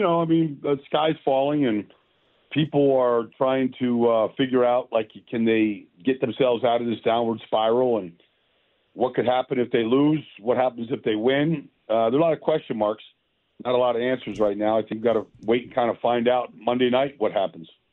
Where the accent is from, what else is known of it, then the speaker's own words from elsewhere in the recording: Minnesota, United States; I grew up in Minnesota